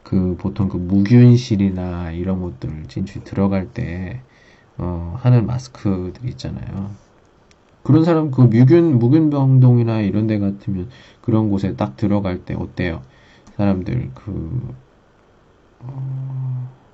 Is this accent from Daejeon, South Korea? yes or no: yes; Daejeon, South Korea; moved away as an adult; now in Qingdao, China; 저 집은 대전입니다